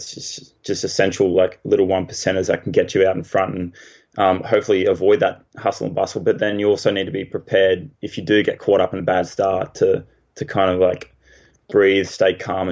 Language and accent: English; Hervey Bay, Queensland, Australia; now in Gold Coast, Australia; I grew up in Harvey Bay, which is a bay, so there's not many waves because it's protected by Fraser Island